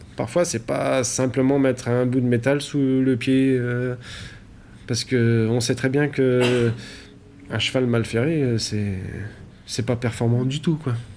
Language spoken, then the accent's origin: French; Montbrison, Auvergne-Rhône-Alpes, France; also born or lived in Chalain-le-Comtal / Belgium; Je suis né à Montbrison, dans la Loire